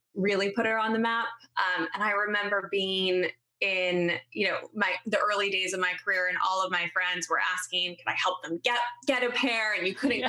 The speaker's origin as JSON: {"language": "English", "town": "Haverford", "region": "Pennsylvania", "country": "United States", "tie": "born or raised there", "also_born_or_lived": "Florida / Wayne, Pennsylvania", "said": "I grew up outside of Philadelphia on the main line."}